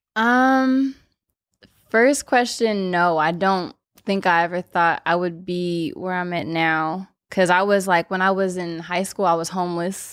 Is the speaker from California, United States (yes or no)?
yes; Los Angeles, California, United States; born or raised there